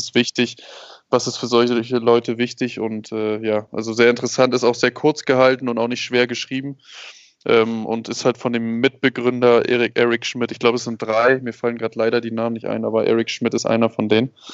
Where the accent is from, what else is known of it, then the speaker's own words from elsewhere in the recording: Germany; Ich bin, ich bin Deutscher, habe eine deutsche Ausbildung